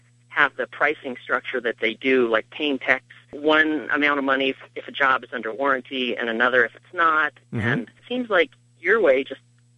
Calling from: Minnesota, United States; I'm calling from Minnesota

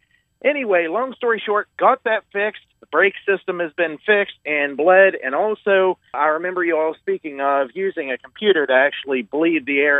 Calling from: West Virginia, United States; Hey, I'm here from West Virginia giving you a call this morning.

